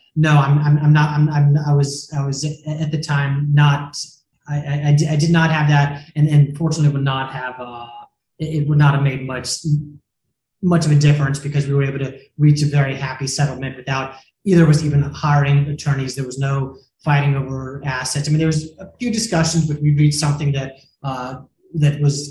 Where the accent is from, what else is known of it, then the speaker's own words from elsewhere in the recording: Jacksonville, Florida, United States; moved away as an adult; also born or lived in Denver, Colorado; now in Miami Beach, United States; I'm originally from Jacksonville, Florida